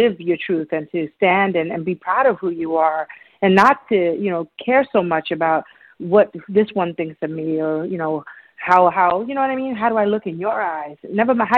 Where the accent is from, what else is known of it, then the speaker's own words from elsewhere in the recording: New York City, New York, United States; I grew up in New York City as a kid